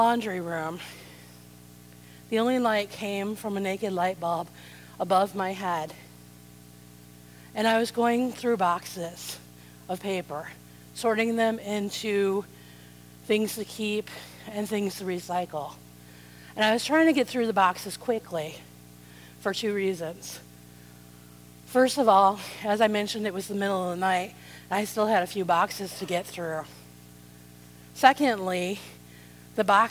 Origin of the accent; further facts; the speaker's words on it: South Side suburbs of Chicago, Illinois, United States; I grew up in the South Side suburbs of Chicago